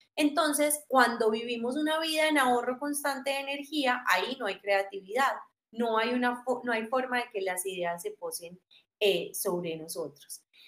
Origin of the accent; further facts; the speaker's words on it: Armenia, Quindío, Colombia; now in Medellín, Colombia; yo soy de Armenia, ¿cierto? Yo me vengo a estudiar a Medellín